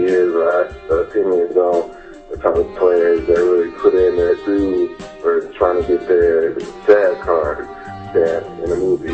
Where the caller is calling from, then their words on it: Milwaukee, Wisconsin, United States; I'm calling from Milwaukee